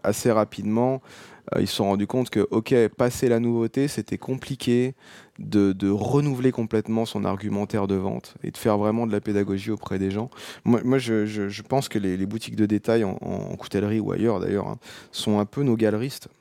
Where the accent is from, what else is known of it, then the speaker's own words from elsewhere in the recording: Seine-et-Marne, Île-de-France, France; moved away as an adult; also born or lived in Paris; now in Auvergne, France; j'ai grandi en Seine-et-Marne